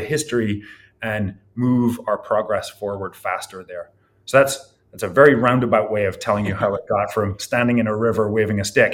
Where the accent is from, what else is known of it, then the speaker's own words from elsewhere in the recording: Scotland, United Kingdom; also born or lived in Ireland; now in California, United States; I was born in Ireland and I grew up in Scotland.